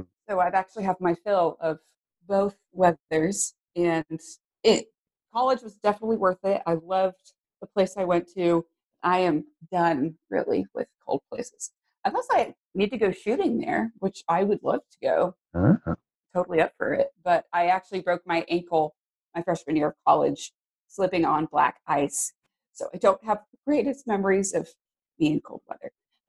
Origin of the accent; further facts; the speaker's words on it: Arizona, United States; born there; now in Texas, United States; I'm actually not originally from Texas. I was born in Arizona.